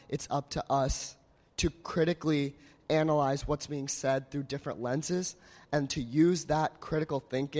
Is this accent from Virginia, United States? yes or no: no; Fishers, Indiana, United States; I'm from Fishers, Indiana, which is a suburb of Indianapolis.